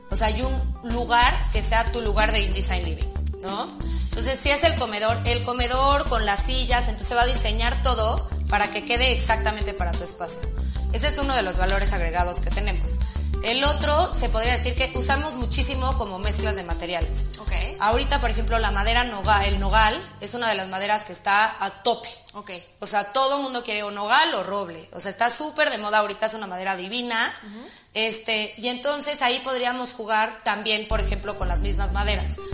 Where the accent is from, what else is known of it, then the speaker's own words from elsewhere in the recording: Mexico; todos los materiales, aparte siendo mexicanos, o sea, como que apoya, apoyas